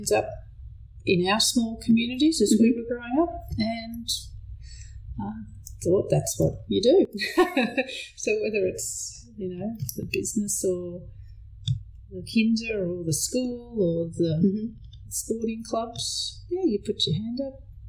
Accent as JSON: {"language": "English", "town": "Benambra", "region": "Victoria", "country": "Australia", "tie": "born or raised there", "also_born_or_lived": "Shepparton", "said": "I grew up in a little town called Benambra"}